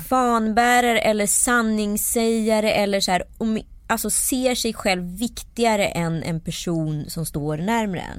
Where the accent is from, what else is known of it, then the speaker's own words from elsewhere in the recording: Strömstad, Västra Götaland, Sweden; så var det ju i Strömstad där jag växte upp